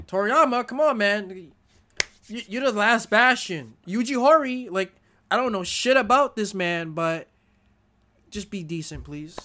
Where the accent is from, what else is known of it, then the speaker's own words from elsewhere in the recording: United States; as an American